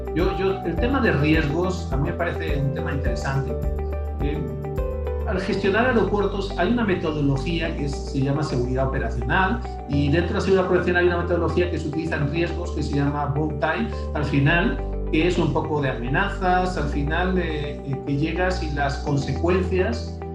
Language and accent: Spanish; Spain; moved away as an adult; now in Mexico; realmente soy español